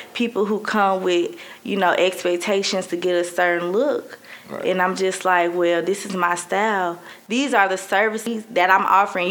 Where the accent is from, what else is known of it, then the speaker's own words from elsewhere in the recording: Birmingham, Alabama, United States; moved away as an adult; now in Mobile, United States; I'm 24 from Birmingham and I live in Mobile.